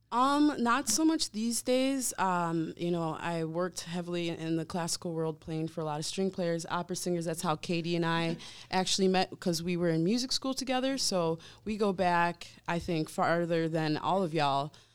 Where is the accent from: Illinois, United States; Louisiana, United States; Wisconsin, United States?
Wisconsin, United States; also born or lived in Savannah, Georgia; now in Milwaukee, United States; I've lived in Wisconsin most of my life